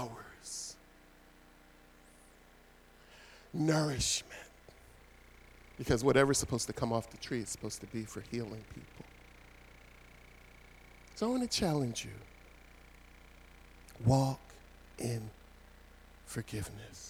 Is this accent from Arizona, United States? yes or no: no; Philadelphia, Pennsylvania, United States; moved away as an adult; now in New Jersey, United States; When Pam and I moved over to New Jersey, we're originally from Philadelphia, two parts of Philadelphia